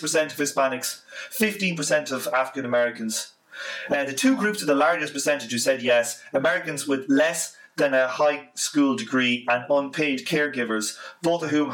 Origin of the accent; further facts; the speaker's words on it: Ireland; I'm just Irish